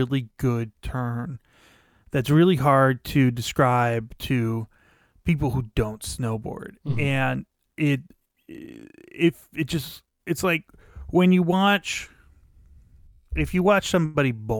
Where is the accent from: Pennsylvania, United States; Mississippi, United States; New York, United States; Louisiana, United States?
Pennsylvania, United States; I was a teenager growing up in Pennsylvania